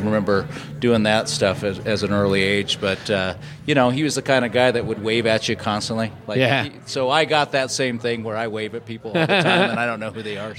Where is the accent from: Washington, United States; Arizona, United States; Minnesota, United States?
Arizona, United States; Chino Valley; I grew up out in the Chino Valley area and went to school in Prescott and graduated from Prescott High School.